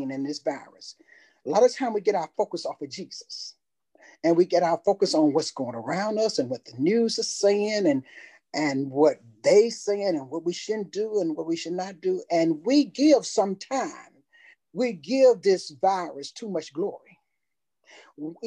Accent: Tuscaloosa, Alabama, United States; I'm from Tuscaloosa.

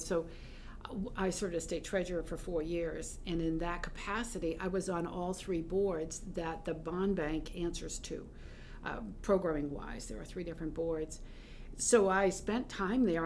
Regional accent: South Portland, Maine, United States; we lived in Greater Portland, Portland, South Portland, growing up

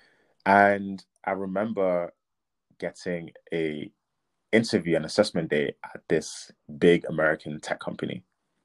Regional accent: Nigeria; coming from a Nigerian background, so I'm Nigerian

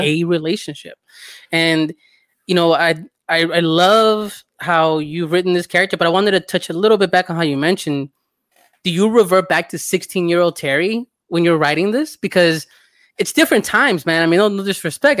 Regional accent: El Salvador; I'm from El Salvador

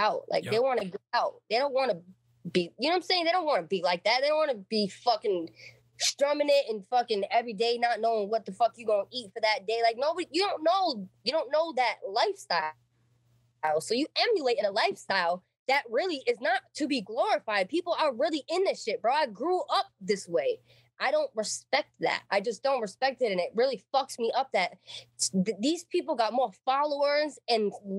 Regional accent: New Bedford, Massachusetts, United States; I grew up in New Bedford, grew up in the fucking hood

